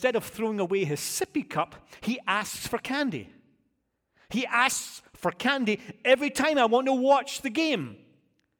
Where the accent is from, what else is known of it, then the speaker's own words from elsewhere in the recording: United Kingdom; now in United States; As a Brit